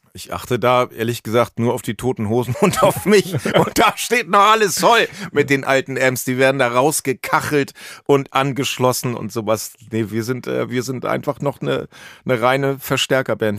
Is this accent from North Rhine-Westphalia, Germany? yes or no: no; Nordholz / Cuxhaven area, Lower Saxony, Germany; moved away; vor allen Dingen komme ich da ja genau aus der Ecke her. Also Nordholz